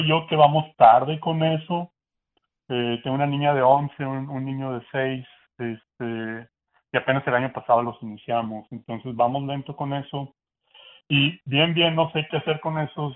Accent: Monterrey, Nuevo León, Mexico; now in United States; soy, somos de Monterrey, México.

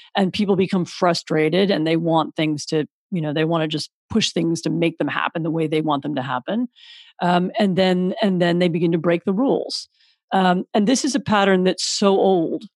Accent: Washington, District of Columbia, United States; moved away as an adult; also born or lived in Poland; I'm, I'm American. I grew up in Washington D.C.

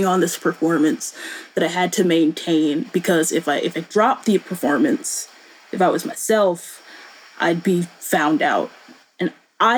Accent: Boone, North Carolina, United States; born or raised there

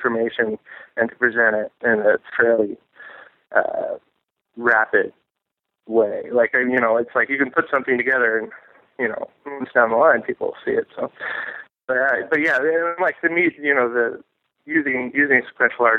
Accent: Portland, Oregon, United States; I was born and raised in Portland

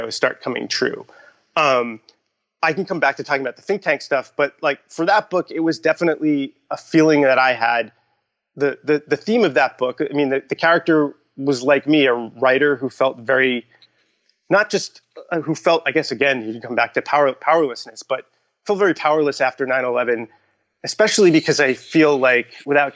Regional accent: Long Island, New York, United States; in high school, like growing up on Long Island

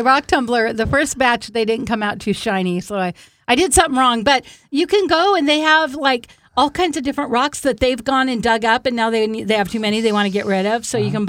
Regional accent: Seattle, Washington, United States; My first years, I grew up in Seattle

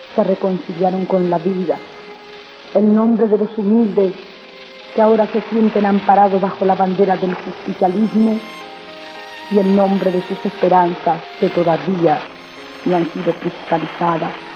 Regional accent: Argentina; por todo mi pueblo, por los argentinos de hoy

